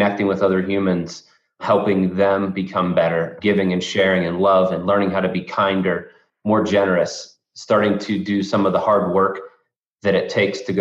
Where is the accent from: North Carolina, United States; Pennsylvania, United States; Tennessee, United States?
Pennsylvania, United States; north of Pittsburgh, backcountry; I grew up in backcountry Pennsylvania, is what I like to call it, but north of Pittsburgh